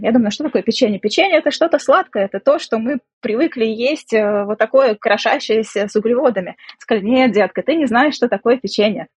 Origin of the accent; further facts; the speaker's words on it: Samara, Samara Oblast, Russia; moved away as an adult; now in Belgrade, Serbia; я из России, из города Самара. Вот уже 12 лет проживаю в Белграде, в Сербии